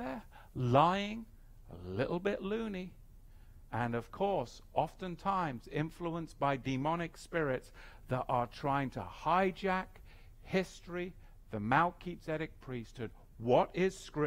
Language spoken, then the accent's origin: English; England, United Kingdom; I grew up in England